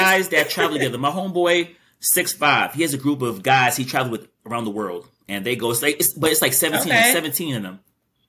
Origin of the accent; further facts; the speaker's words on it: Thailand; I'm from Thailand.